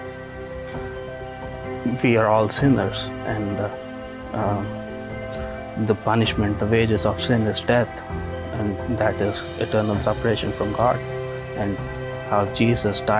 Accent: India; now in Hammond, United States; I was raised a Hindu in India

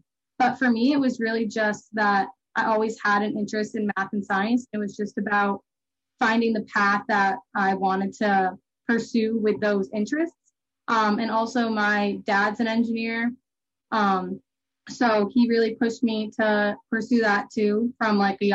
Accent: Milford, New Hampshire, United States; I'm from Milford, New Hampshire

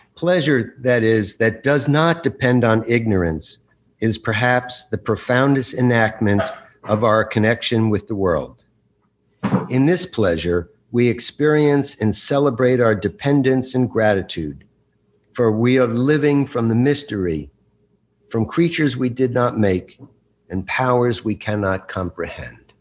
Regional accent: Bergen County, New Jersey, United States; I grew up in Bergen County, just over the George Washington Bridge

